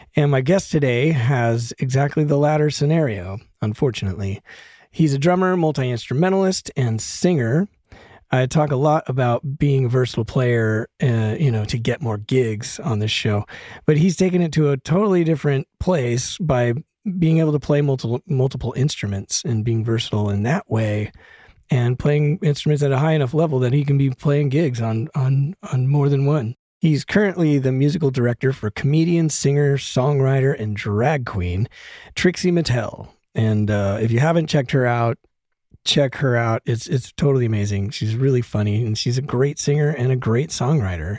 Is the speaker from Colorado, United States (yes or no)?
yes; Broomfield, Colorado, United States; also born or lived in Denver, Colorado; now in Los Angeles, United States; I grew up in Broomfield, Colorado